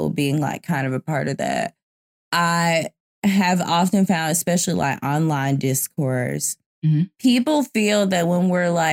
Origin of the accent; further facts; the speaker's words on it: the South, United States; moved away; also born or lived in New York; I'm from the South